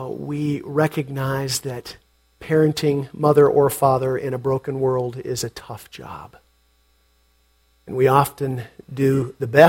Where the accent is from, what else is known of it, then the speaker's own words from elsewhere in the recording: Portland, Oregon, United States; I grew up in Portland?